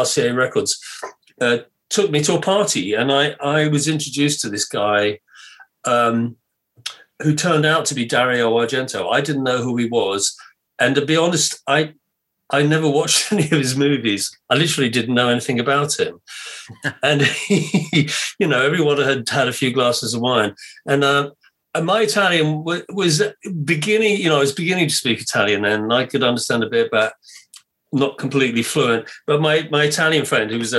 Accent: England, United Kingdom; I'm English

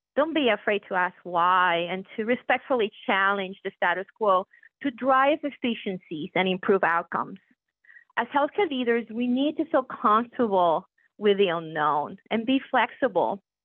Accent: Puerto Rico; moved away as an adult; now in Pittsburgh, United States; when people ask me where my accent comes from, I proudly share with them that I was born and raised in Puerto Rico.

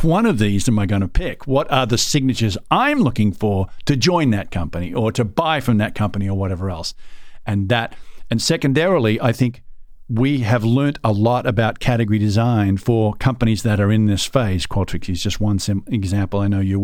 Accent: Australia; I'm an Aussie.

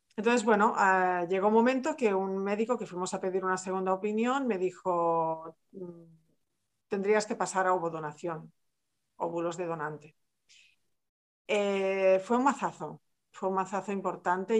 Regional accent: Barcelona, Catalonia, Spain; yo soy de Barcelona, soy catalana

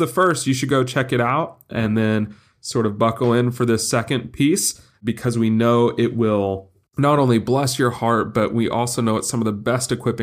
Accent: Los Angeles, California, United States; my hometown of Los Angeles

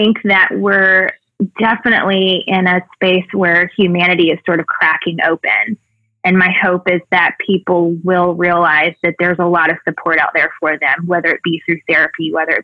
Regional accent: Mobile, Alabama, United States; moved away; also born or lived in Evansville, Indiana / Louisville, Kentucky; In my hometown in Mobile

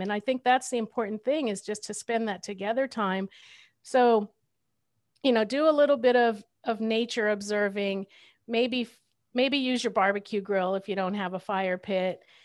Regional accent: Southern California, United States; I grew up in Southern California

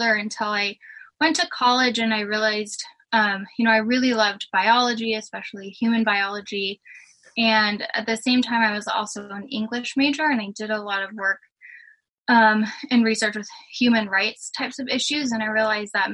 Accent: Emmett, Idaho, United States; I grew up in Emmett, Idaho, which is a pretty little rural town close to Boise

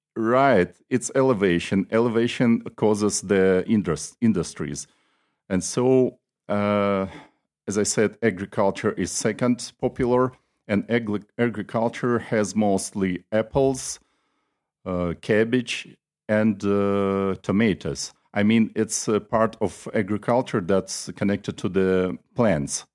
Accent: Nalchik, Kabardino-Balkaria, Russia; I am from the city of Nalchik, which is the capital of the Republic Kabardina Balkar. It's on the south of Russia.

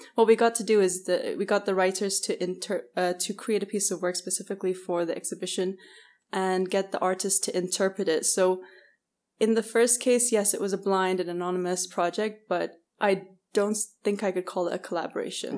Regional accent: Bahrain; also born or lived in Canada / United Kingdom / Scotland; my father's English, my mother's Bahraini, but I grew up in Bahrain.

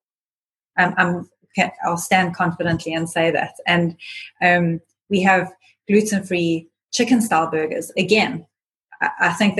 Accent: South Africa; we come from South Africa

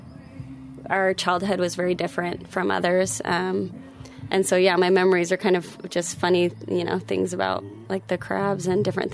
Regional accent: Salt Lake City, Utah, United States; we grew up in Salt Lake City, Utah

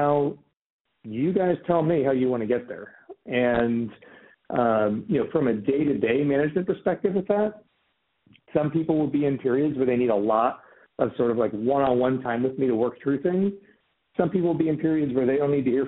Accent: Des Moines, Iowa, United States; moved away as an adult; also born or lived in St. Louis, Missouri / California; I grew up in Des Moines, Iowa.

